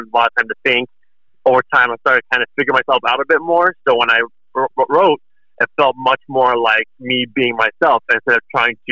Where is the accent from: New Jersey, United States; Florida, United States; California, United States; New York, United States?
California, United States; coming from California